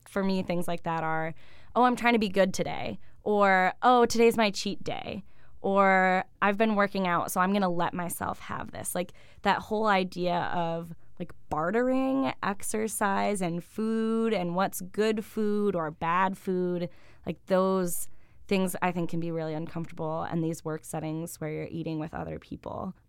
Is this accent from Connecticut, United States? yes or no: no; Buffalo, New York, United States; now in Ithaca, United States; I grew up in different suburbs around Buffalo. I've been in New York State most of my life, other than grad school